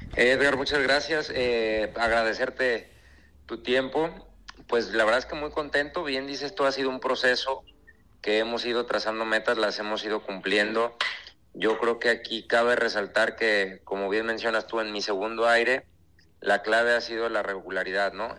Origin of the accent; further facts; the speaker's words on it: Guadalajara, Jalisco, Mexico; regresar a mi tierra